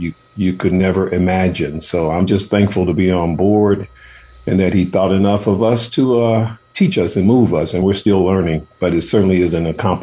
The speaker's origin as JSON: {"language": "English", "town": "Chicago", "region": "Illinois", "country": "United States", "tie": "born or raised there", "also_born_or_lived": "Oakland / San Francisco", "moved": "as an adult", "said": "I'm from Chicago, and my mother and father had 13 children, and I was the last of the 13"}